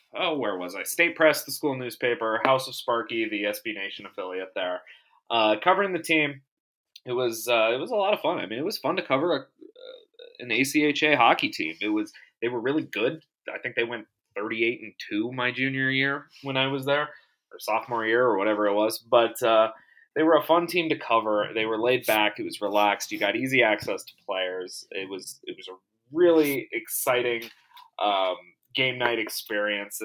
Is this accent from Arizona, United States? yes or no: yes; Arizona, United States; now in Las Vegas, United States; I'm from Arizona myself. I grew up a Coyotes fan